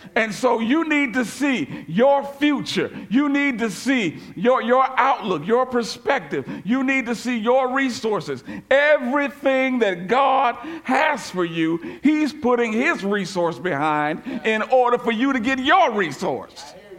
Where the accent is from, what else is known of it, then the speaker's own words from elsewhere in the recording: Memphis, Tennessee, United States; moved away; I spent a lot of years here, but I am from Memphis